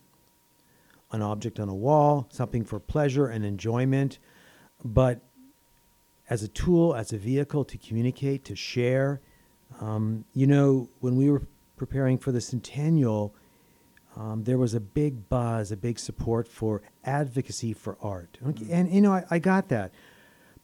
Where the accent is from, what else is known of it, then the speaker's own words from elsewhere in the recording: Winnipeg, Manitoba, Canada; moved away as an adult; growing up in Winnipeg, but then leaving when I was 21, coming back years later to lead the WAG